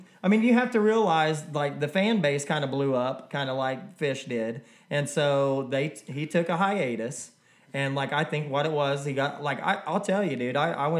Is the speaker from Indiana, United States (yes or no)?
yes; Indiana, United States; I'm from Indiana